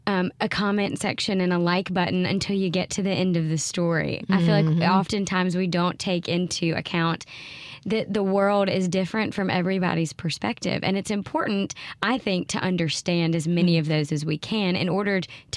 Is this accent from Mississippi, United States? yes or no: yes; Mississippi, United States; I grew up in Mississippi and I had a very different experience here than she did.